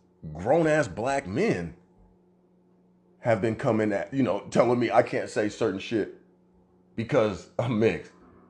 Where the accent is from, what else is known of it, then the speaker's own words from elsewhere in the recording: Omaha, Nebraska, United States; my hometown here in Omaha, Nebraska.